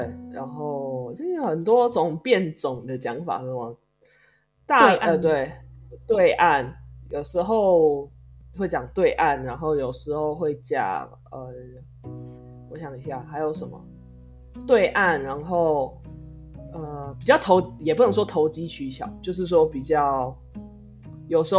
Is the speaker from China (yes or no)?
no; Taiwan; 这块这个国家的某一个地区的人，所以我才叫我自己叫台湾人。